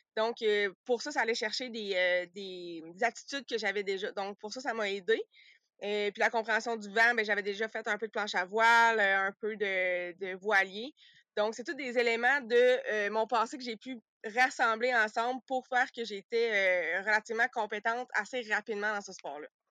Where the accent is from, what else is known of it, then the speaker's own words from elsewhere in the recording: Sherbrooke, Quebec, Canada; moved away as an adult; also born or lived in Saguenay-Lac-Saint-Jean / Australia; originalement, moi, je suis de, Sherbrooke